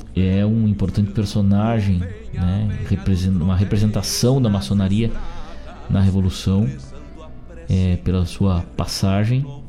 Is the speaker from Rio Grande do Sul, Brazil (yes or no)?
yes; Rosário do Sul, Rio Grande do Sul, Brazil; moved away; also born or lived in Guaíba; lá na minha terra natal de Rosário do Sul